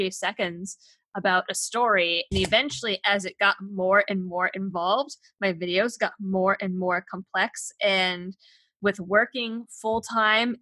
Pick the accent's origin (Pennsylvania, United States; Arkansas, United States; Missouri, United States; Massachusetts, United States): Massachusetts, United States; Springfield; also born or lived in Boston, Massachusetts; I was born and raised in Massachusetts